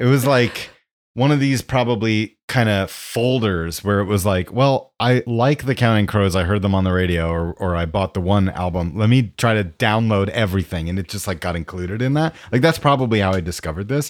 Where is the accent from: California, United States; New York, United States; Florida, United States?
New York, United States; Westchester; I grew up in Westchester, New York